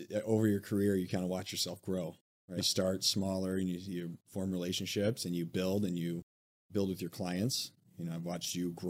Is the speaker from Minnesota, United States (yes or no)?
no; Toledo, Ohio, United States; moved away as an adult; also born or lived in Chicago; I'm from Ohio originally. I grew up in Toledo, Ohio, and went to Miami of Ohio for school. I graduated in 2005